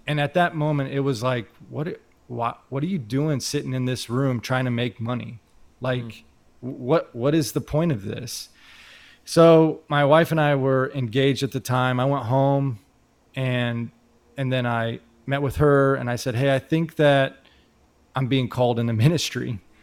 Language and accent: English; Indianapolis, Indiana, United States; moved away as an adult; now in Phoenix, United States; I come here from Indianapolis, Indiana, so that's where I'm originally from.